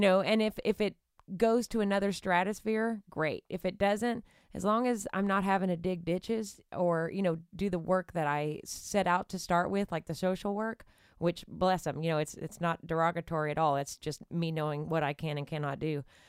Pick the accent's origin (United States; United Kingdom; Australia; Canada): United States; Nacogdoches, Texas; moved away; growing up in East Texas